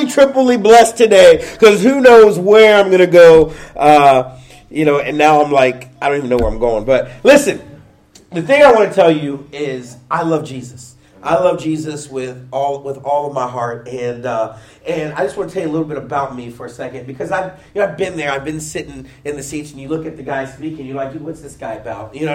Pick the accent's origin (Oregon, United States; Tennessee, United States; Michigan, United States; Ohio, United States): Ohio, United States; Pickerington; I grew up in Pickerington